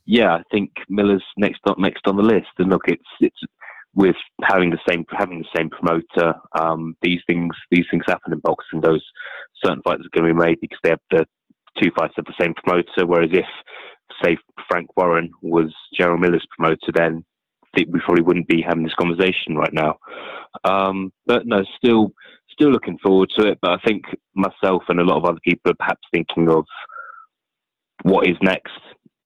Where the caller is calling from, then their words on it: London, United Kingdom; calling from London.